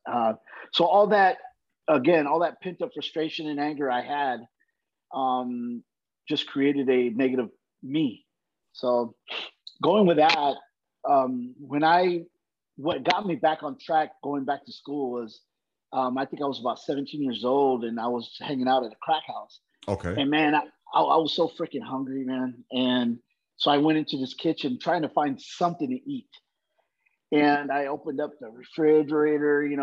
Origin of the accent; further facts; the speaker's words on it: Brawley, California, United States; also born or lived in Uvalde, Texas; so we moved to Southern California, a little uh, uh farm town uh, in Brawley, California.